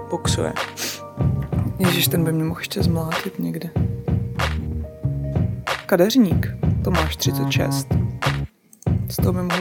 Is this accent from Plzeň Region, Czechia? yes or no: no; Česká Třebová, Pardubice Region, Czechia; Já jsem z Českých Třebový.